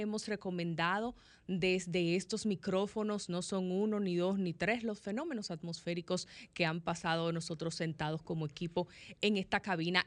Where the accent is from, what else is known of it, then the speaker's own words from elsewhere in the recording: Dominican Republic; como pueblo dominicano